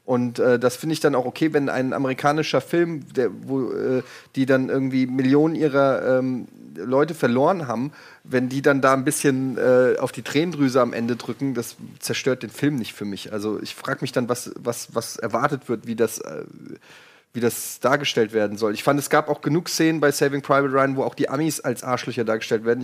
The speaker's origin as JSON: {"language": "German", "country": "Germany", "said": "ich es tut mir leid, auch als Deutscher sehe ich das so"}